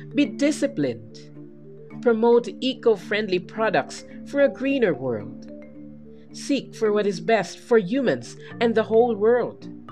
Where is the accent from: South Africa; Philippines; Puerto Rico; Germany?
Philippines; as a Filipino student citizen